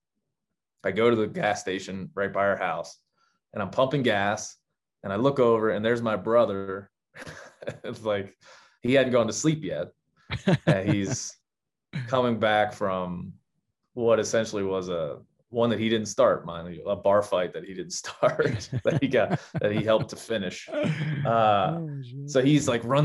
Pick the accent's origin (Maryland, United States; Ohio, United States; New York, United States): Maryland, United States; moved away as an adult; also born or lived in Illinois / Texas; now in Montana, United States; I grew up in Maryland